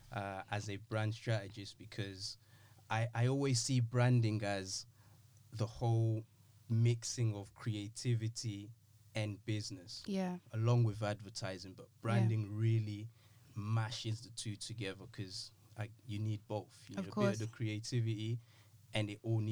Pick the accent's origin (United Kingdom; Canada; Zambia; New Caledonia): United Kingdom; also born or lived in Democratic Republic of the Congo; I've been in the UK practically all of my life